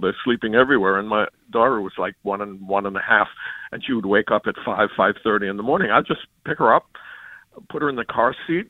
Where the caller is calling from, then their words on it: Blairstown, New Jersey, United States; I am from Blairstown, New Jersey